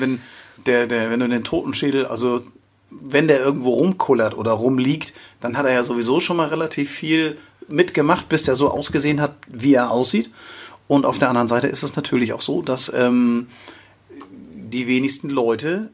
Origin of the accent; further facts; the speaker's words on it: Schleswig-Holstein, Germany; accent: leichter nordischer Slang; leichte nordische Slang bei mir und bei Sonja